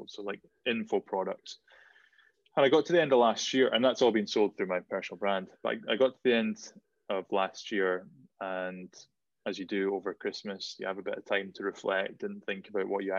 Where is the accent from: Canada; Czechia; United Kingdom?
United Kingdom; Shetland, Scotland; growing up in Shetland, you were either good at music or you were good at sport